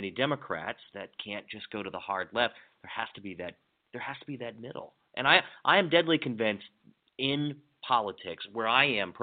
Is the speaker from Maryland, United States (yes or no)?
yes; Hagerstown, Maryland, United States; where I grew up in Hagerstown